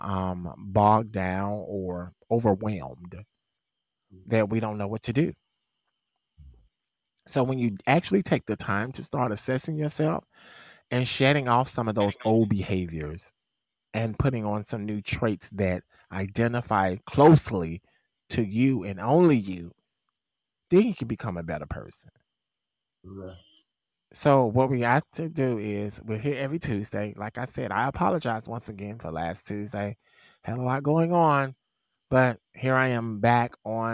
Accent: Mississippi, United States; My home state

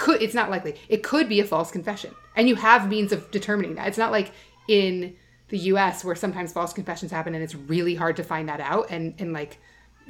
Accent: Alaska, United States; when I was a kid, I grew up in Alaska

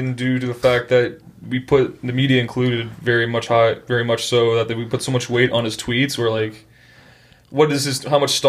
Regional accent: Canada

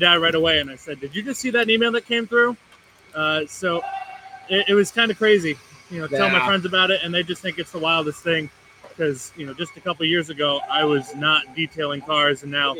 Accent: East Coast, United States; I'm from the East Coast

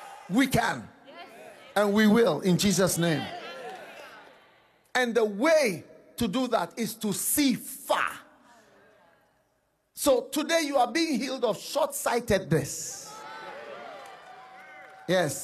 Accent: Ghana; I'm coming from Ghana. I am Swiss and Ghanaian. I'm coming from Ghana

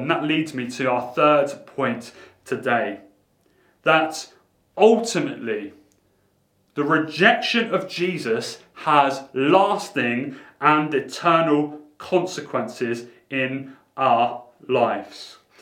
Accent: Portsmouth, South East England, United Kingdom; growing up in Portsmouth in a quite a rough school

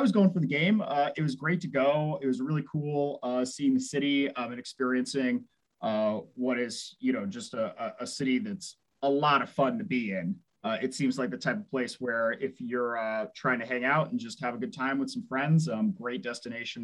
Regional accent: Houston, Texas, United States; moved away; also born or lived in Alaska; I was raised in Houston, Texas

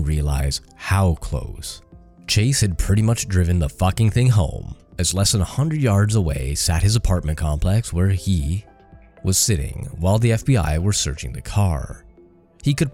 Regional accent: Canada; I'm Canadian

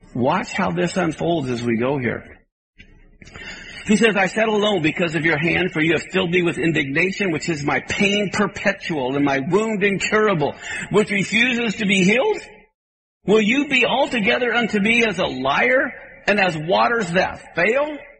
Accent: Kansas, United States; I grew up in Kansas where there were tornadoes

